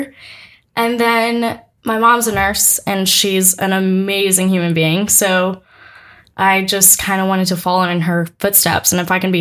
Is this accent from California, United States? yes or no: no; Maui, Hawaii, United States; moved away as an adult; also born or lived in Houston, Texas; now in Auburn, United States; I'm from Maui, Hawaii. Not the big one. so I'm from Maui. I grew up in Houston until about 10 years old. My mom's from Hawaii, so we decided to move to Maui right before I started middle school